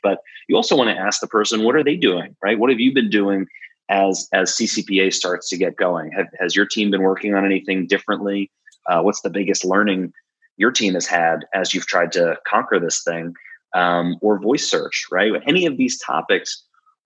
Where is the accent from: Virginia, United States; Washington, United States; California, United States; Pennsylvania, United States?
Pennsylvania, United States; Philadelphia; we're from Philly